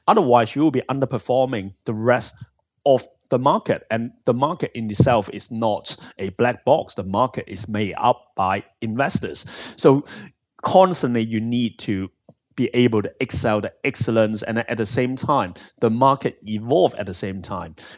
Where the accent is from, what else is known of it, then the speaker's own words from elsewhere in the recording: Hong Kong; also born or lived in Bristol, United Kingdom; now in United Kingdom; I'm originally from Hong Kong and I've been in the U K for over half of my life now.